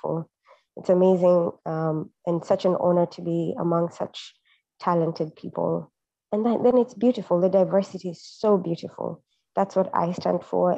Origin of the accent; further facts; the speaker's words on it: Kenya; now in Pittsburgh, United States; I identify as a Kenyan living in Pittsburgh